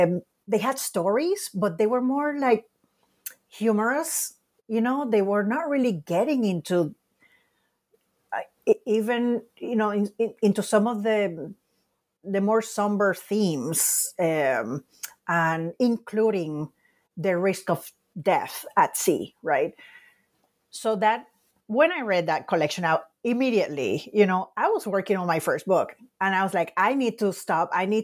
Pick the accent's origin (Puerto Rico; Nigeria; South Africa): Puerto Rico; because of that experience of growing up in Puerto Rico, looking back, I think I was really impacted by seeing in the Puerto Rican newspapers so many headlines